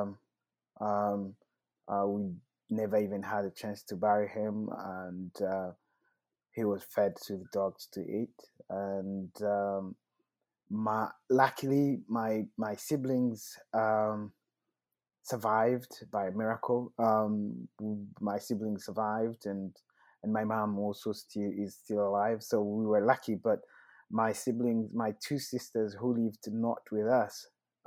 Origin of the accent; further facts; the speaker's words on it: Rwanda; I was born in Rwanda